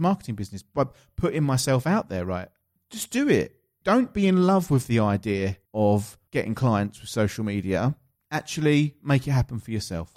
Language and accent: English; Essex, East of England, United Kingdom; accent: Essex; my Essex accent